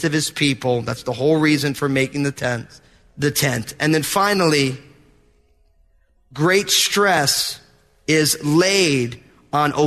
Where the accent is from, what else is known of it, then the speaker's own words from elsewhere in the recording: New Jersey, United States; I'm from New Jersey